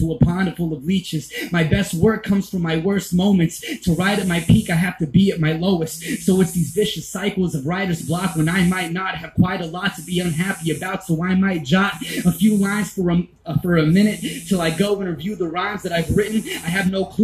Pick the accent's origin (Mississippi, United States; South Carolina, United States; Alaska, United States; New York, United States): Mississippi, United States; I'm from Mississippi